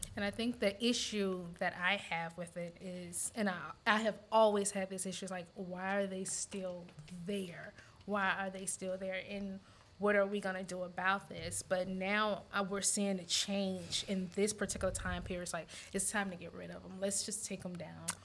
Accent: Montgomery, Alabama, United States; moved away as an adult; also born or lived in DC Baltimore area / Eastern Shore of Maryland; now in Louisiana, United States; I grew up in Montgomery, Alabama

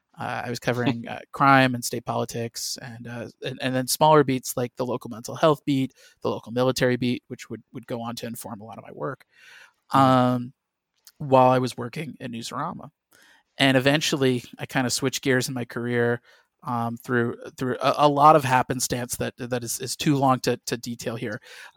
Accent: Midwest, United States; And granted, I grew up in the Midwest. You know, I didn't know any professional writers in any capacity

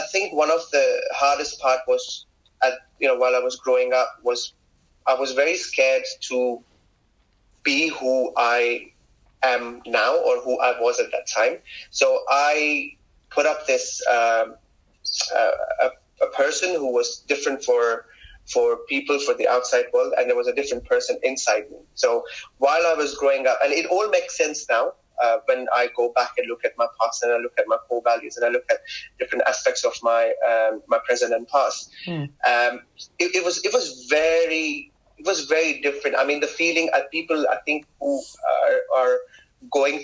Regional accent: Kuwait; moved away as an adult; also born or lived in Pakistan; now in London, United Kingdom; I grew up in Kuwait. I did my school, my college, and I moved to London when I was 19

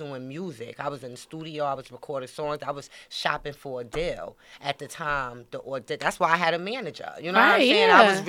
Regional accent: New York City, New York, United States; I'm from Brooklyn

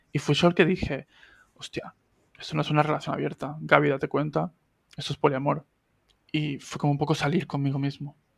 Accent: Argentina; now in Spain; argentino que vive en España desde hace 17 años

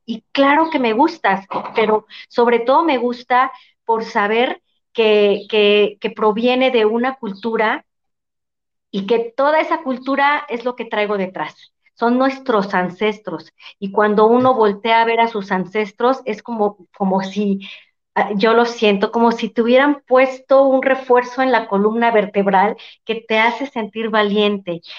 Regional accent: Mexico; como mexicanos

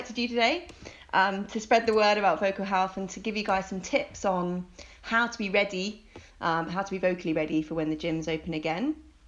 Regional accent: Oxford, South East England, United Kingdom; moved away as an adult; also born or lived in Hong Kong; now in London, United Kingdom; growing up in Oxford

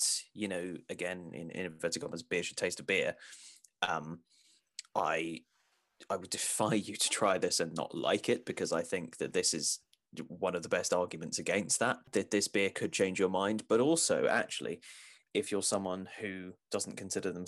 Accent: England, United Kingdom; as an English person

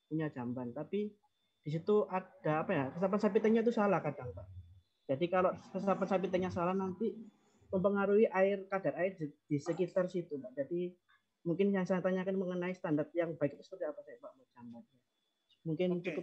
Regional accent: Mojokerto, East Java, Indonesia; Saya dari Mojokerto Pak.

